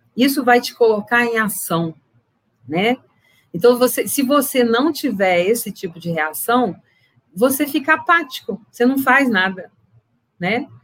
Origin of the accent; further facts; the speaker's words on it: Viçosa, Minas Gerais, Brazil; now in Bom Despacho, Brazil; eu me formei em Viçosa, né, em agronomia, e é de lá que eu venho, né, por enquanto, né, que eu vivi a maior parte do meu tempo